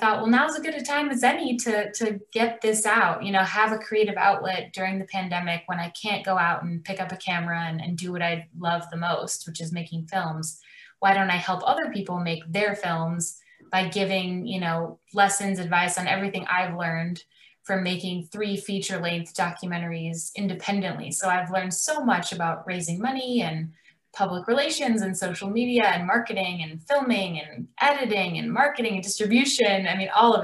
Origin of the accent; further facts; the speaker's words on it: Chicago, Illinois, United States; now in Los Angeles, United States; I grew up in Chicago. I live in Los Angeles now